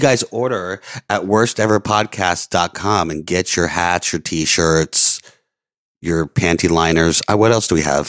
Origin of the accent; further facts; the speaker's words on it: Orlando, Florida, United States; moved away; also born or lived in Louisiana; I grew up in Florida and Louisiana